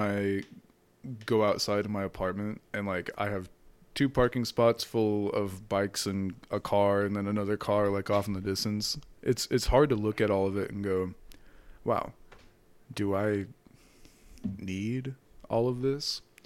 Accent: Washington, United States; also born or lived in Palmdale, California; growing up in Washington State

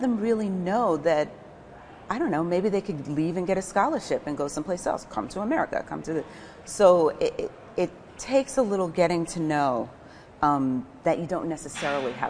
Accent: New York City, New York, United States; accent: New York; moved away as an adult; now in Portugal; Growing up in New York

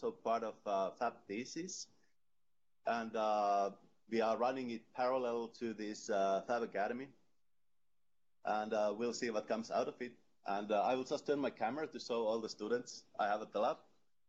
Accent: Oulu, North Ostrobothnia, Finland; I am … from Oulu, and it's in Finland, in the middle of Finland, like 700 kilometers north from Helsinki

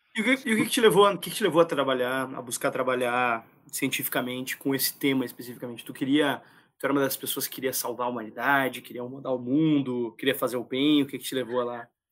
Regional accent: Gaúcho, Rio Grande do Sul, Brazil; eu só sou gaúcho

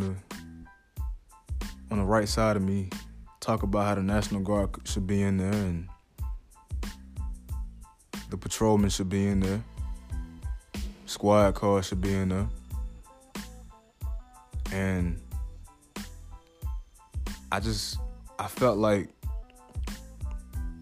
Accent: Atlanta, Georgia, United States; I'm from Atlanta, Georgia

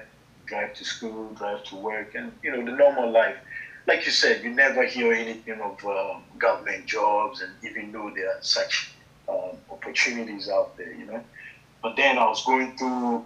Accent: Syracuse, New York, United States; moved away as an adult; also born or lived in Ghana; now in Germany; I grew up in Syracuse, New York.

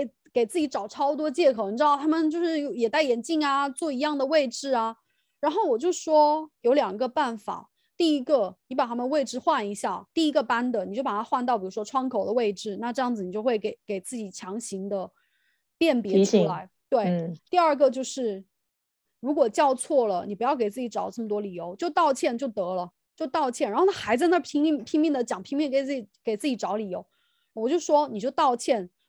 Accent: China; 我会觉得他们当然知道我是中国人，也知道我是非常宣扬中国传统的文化或有自己的自身的意识。

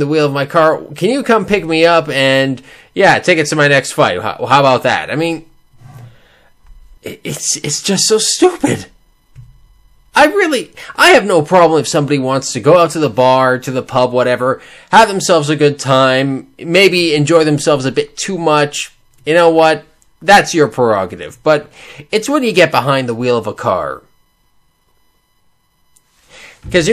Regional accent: Canada; I'm Canadian. We are incredibly polite

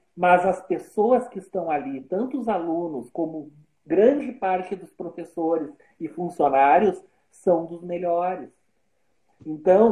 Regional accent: Brazil; eu como brasileiro

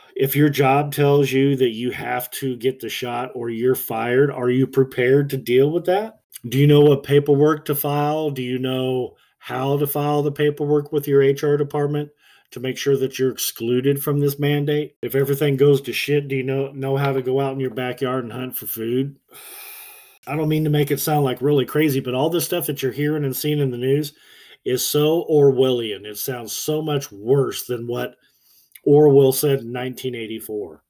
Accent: United States; I'm an American

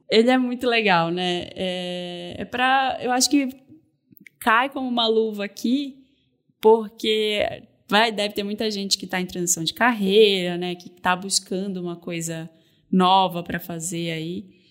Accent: North Region, Brazil; moved away; sou do norte do Brasil, né? Eu sou mulher, eu, eu cheguei aqui sem conhecer ninguém.

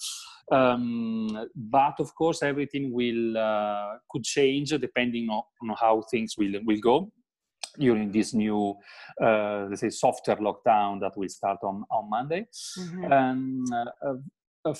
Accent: Italy; I'm talking from the Italian perspective

